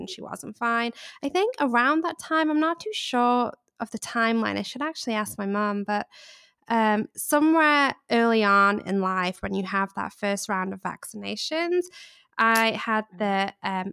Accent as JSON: {"language": "English", "region": "England", "country": "United Kingdom", "tie": "born or raised there", "also_born_or_lived": "Charleston, United States", "accent": "English", "moved": "yes", "lives_now": "Los Angeles, United States", "said": "I grew up in England, which is probably a giveaway of my accent."}